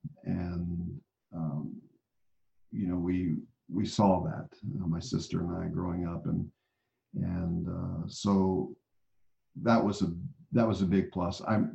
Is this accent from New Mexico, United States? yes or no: yes; Albuquerque, New Mexico, United States; born there; also born or lived in Okinawa / Italy / Germany / Oklahoma; I grew up as a military brat. So, you know, I was born in Albuquerque, New Mexico, lived after that in Okinawa, lived in Italy for 3 years.